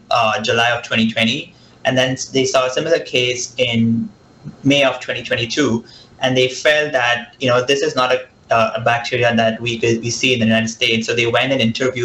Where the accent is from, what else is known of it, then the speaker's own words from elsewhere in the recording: Mumbai, Maharashtra, India; moved away as an adult; also born or lived in Boston; now in Mississippi, United States; I was born and raised in Mumbai